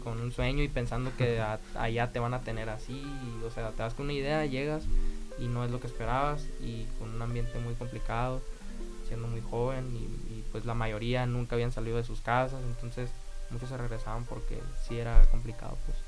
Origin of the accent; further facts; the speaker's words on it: Navojoa, Sonora, Mexico; also born or lived in Querétaro; soy de Navajo, Sonora